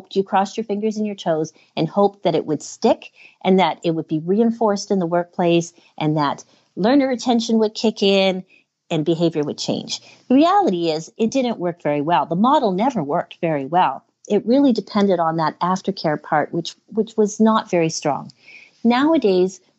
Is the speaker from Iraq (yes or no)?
no; Canada; I'm from Canada